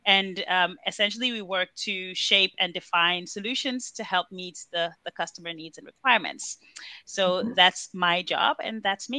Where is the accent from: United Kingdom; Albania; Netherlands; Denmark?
Denmark; Copenhagen, Capital Region of Denmark; moved away as an adult; also born or lived in Nigeria; now in Germany; I am Nigerian by birth and Danish by nationality. I was raised in Copenhagen, but I have been living in Germany for the last couple of years.